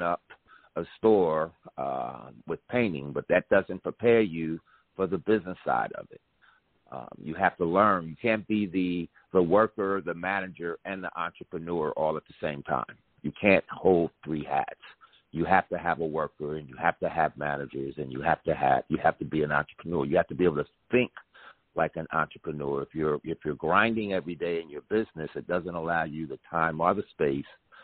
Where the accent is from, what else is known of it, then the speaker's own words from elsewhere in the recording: New Jersey, United States; I'm from Jersey